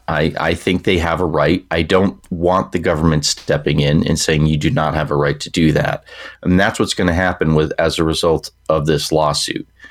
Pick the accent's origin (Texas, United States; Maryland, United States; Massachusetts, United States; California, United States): Massachusetts, United States; moved away as an adult; now in New Hampshire, United States; I'm from Massachusetts